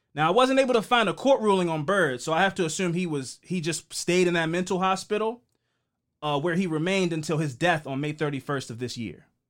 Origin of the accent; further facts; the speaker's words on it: Baltimore, Maryland, United States; we grew up here in Baltimore